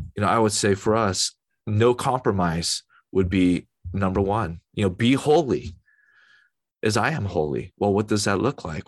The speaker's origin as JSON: {"language": "English", "country": "United States", "said": "As an American, American citizen"}